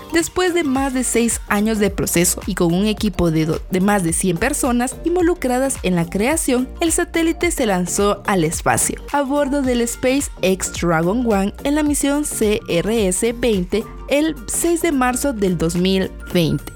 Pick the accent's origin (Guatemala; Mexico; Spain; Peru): Guatemala; Como guatemaltecos debemos sentirnos orgullosos